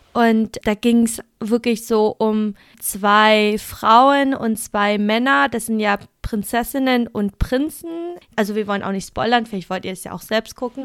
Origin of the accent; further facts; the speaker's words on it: Vietnam; now in Germany; wir sind ja beide in Vietnam aufgewachsen